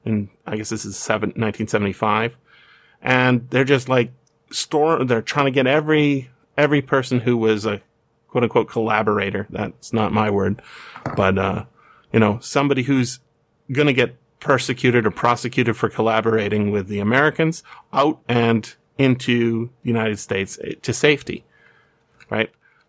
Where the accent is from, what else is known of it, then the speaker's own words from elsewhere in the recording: North Vancouver, British Columbia, Canada; born there; I was born in North Vancouver, right? Me, that land. There's a reserve right beside where I was born.